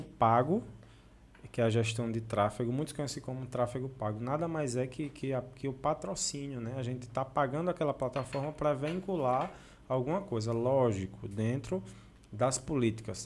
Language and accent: Portuguese; Delmiro Gouveia, Alagoas, Brazil; E a gente, como delmirense, como sertanejo